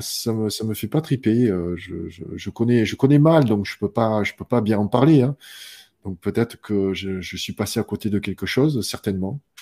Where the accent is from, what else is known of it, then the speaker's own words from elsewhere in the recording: France; je suis français